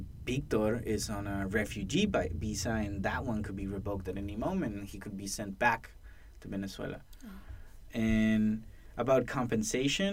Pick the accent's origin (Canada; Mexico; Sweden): Mexico; now in Portland, United States; this Mexican that crossed the border very differently